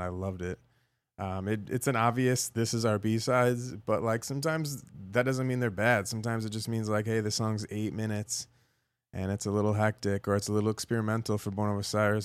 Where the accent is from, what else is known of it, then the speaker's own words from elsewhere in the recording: Chicago, Illinois, United States; moved away; the nostalgic places that I grew up in Chicago, like, as a kid